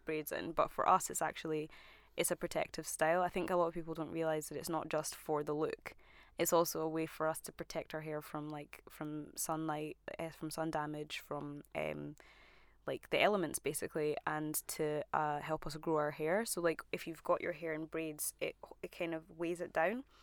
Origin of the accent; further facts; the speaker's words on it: Scotland, United Kingdom; as a Scottish black woman